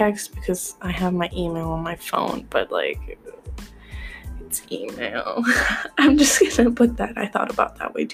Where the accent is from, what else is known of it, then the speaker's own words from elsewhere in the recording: Midwest, United States; I'm American, so like, I'm Midwestern